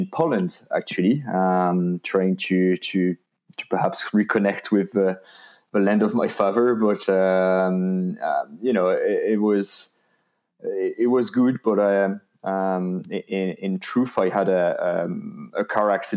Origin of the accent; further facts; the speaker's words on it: France; English is a second language; moved away as an adult; now in Ireland; I was born and raised and did my studies in France